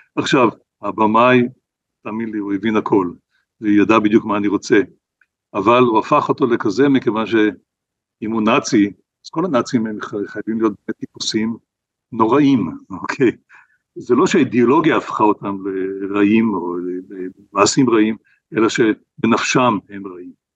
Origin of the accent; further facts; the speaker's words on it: Israel; כשאני גדלתי במדינת ישראל